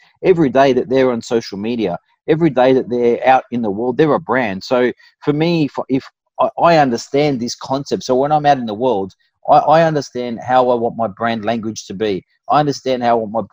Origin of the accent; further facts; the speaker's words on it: Fairfield, New South Wales, Australia; I grew up in Fairfield, I went to Westfield Sports High